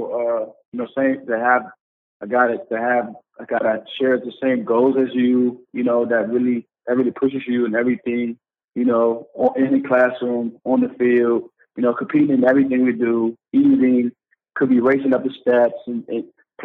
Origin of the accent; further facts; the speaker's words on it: Glendale, Maryland, United States; moved away as an adult; now in Buffalo, United States; I'm from the Maryland area, you know, right outside, you know, the Washington D.C. area.